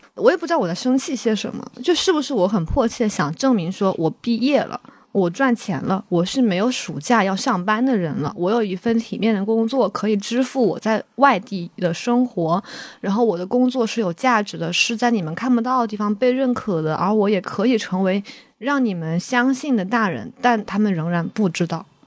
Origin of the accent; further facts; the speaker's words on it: Wuhan, Hubei, China; accent: Wuhan; moved away as an adult; now in Beijing, China; 因为我们武汉人就是这样的